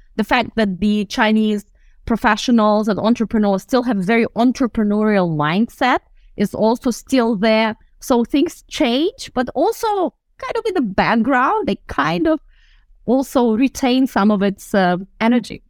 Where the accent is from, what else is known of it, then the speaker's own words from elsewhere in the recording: Russian Far East, Russia; moved away; I was born in the Far East of Russia, um, very close to the China border.